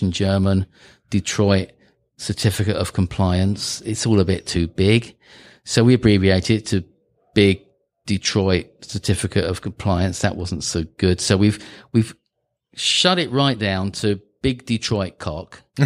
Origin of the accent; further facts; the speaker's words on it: United Kingdom; moved away; I'm British.